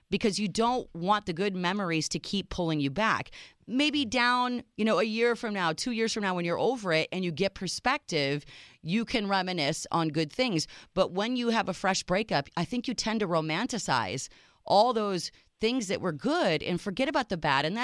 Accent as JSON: {"language": "English", "country": "Serbia", "first_language": "Serbian", "second_language": "English", "said": "So, Serbia, Yugoslavia back then"}